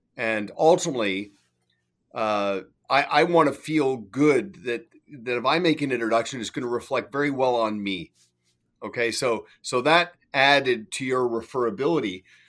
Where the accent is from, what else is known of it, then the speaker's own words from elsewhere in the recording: Canada; now in Kelowna, Canada; I'm Canadian